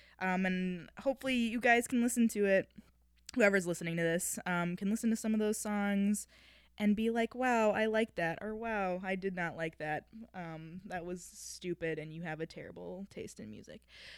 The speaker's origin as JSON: {"language": "English", "town": "River Falls", "region": "Wisconsin", "country": "United States", "also_born_or_lived": "Minneapolis area", "said": "I used to live in the Minneapolis-ish area. I'm from River Falls, good old Cowtown."}